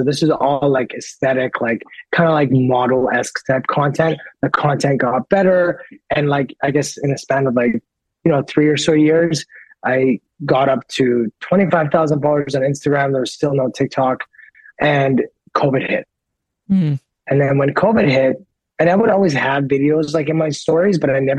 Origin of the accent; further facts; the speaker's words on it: Canada; also born or lived in United States; yes, I'm 100% blood Persian, but I grew up in Canada and in America, right?